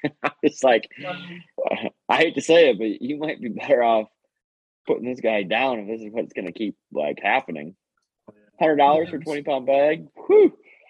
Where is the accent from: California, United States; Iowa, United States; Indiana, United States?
Iowa, United States; northeast; now in Des Moines, United States; I grew up on the Mississippi up in Gettysburg